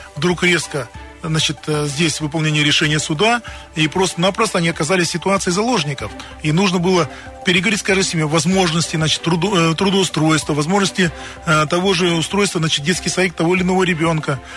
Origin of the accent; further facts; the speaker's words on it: Krasnoyarsk, Krasnoyarsk Krai, Russia; Я сам коренной красноярец